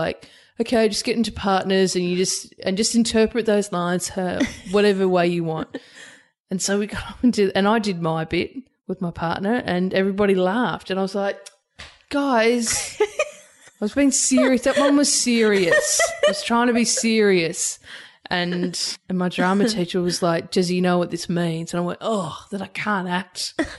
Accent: Albury, New South Wales, Australia; It's a regional town. So, and it's on the border of New South Wales and Victoria. So it's, and Wodonga's on the Victorian side, Albury's on the New South

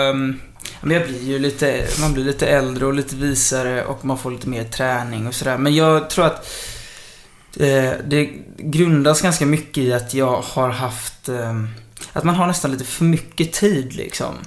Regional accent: Kullavik, Halland County, Sweden; also born or lived in Kungsbacka; Alltså jag kommer både från Kungsbacka och Kullavik, men jag har nästan hängt mest i Kullavik

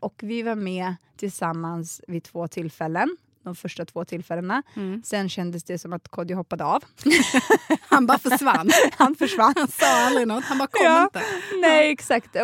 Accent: Botkyrka, Stockholm County, Sweden; jag är uppvuxen i Alby som är en jätteliten förort

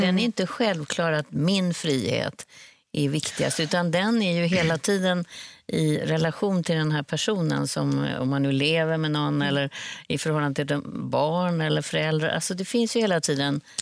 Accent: Sweden; som svensk

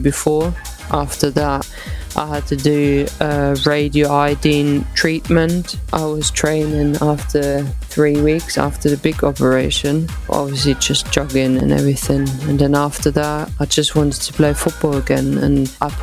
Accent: Eislingen, Baden-Württemberg, Germany; moved away as an adult; now in England; So I started with the boys, obviously in my home town in Eislingen.

